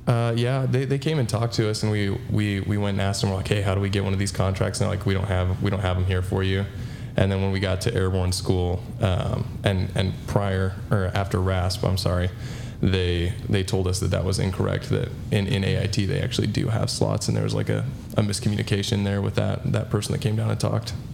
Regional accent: Utah, United States; moved away; I was born and raised in Utah

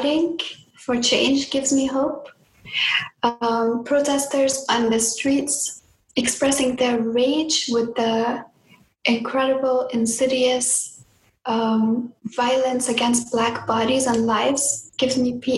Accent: Afghanistan; moved away; in my home country of Afghanistan

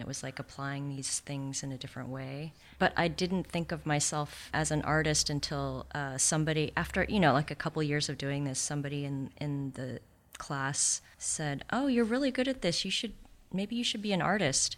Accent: Santa Monica, California, United States; also born or lived in New Zealand / Exeter, England; We moved to the States when I was three. I consider myself American, but I was born in New Zealand, so I'm also a New Zealander, but probably more American. and I grew up in Santa Monica

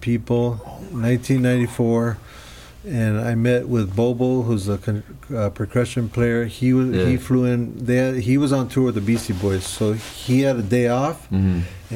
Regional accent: Los Angeles, California, United States; we're, like, rowdy youngsters from L.A.

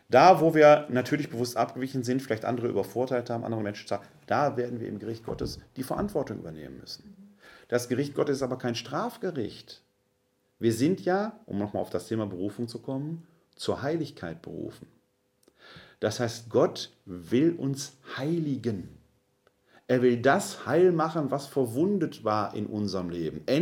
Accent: Essen, North Rhine-Westphalia, Germany; born there; Ich komme gebürtig aus Essen-Altendorf, bin Sohn eines Handwerkers und einer Frau, die Hausfrau war

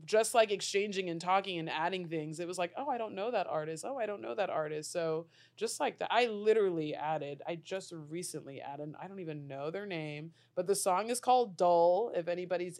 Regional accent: Florida, United States; now in New York, United States; growing up in Florida

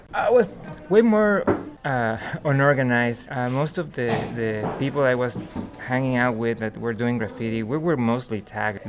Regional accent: Mexico City, Mexico; I grew up in Mexico City

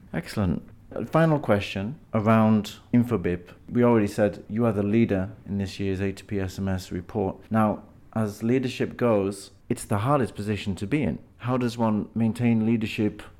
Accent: United Kingdom; being British

